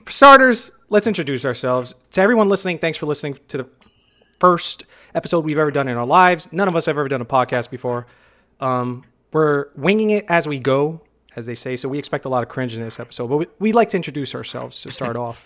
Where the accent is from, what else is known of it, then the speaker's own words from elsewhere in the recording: New York City, New York, United States; born and raised in the Bronx